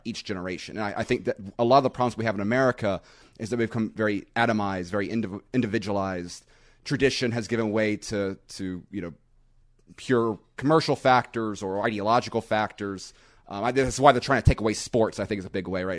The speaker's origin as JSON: {"language": "English", "town": "Panama City Beach", "region": "Florida", "country": "United States", "tie": "born or raised there", "said": "where I live in Panama City Beach"}